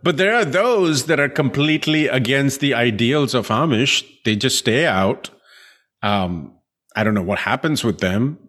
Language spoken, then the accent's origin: English; India; I grew up in India